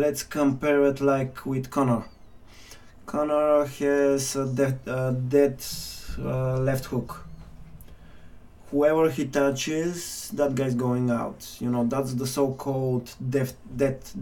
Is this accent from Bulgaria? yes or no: yes; Kyustendil, Kyustendil Province, Bulgaria; moved away; back in Bulgaria, back in my hometown, Kyustendil.